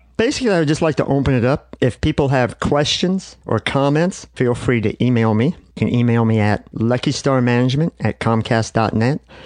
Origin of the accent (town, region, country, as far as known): United States